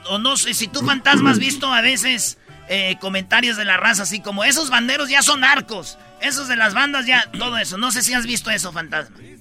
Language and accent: Spanish; Michoacán, Mexico; moved away; yo vengo de Michoacán, de un rancho